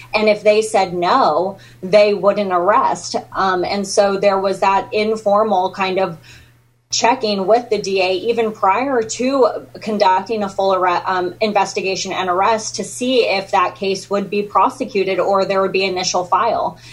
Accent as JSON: {"language": "English", "region": "California", "country": "United States", "moved": "as an adult", "lives_now": "Texas, United States", "said": "I'm from California"}